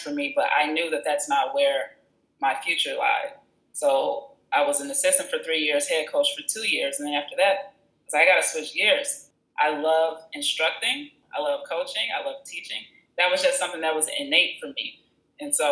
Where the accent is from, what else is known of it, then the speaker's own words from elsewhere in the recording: Country Club Hills, Illinois, United States; also born or lived in Chicago / Champaign, Illinois / Southern California; I'm from Chicago. Well, I grew up in Country Club Hills on the outskirts